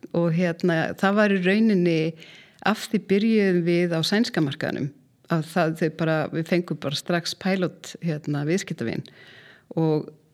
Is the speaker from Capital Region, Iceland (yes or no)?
no; Mýrdalur, Southern Region, Iceland; moved away; Ég er alveg upp í Mýrdalnum sem er reyndar fegusta sveit landsins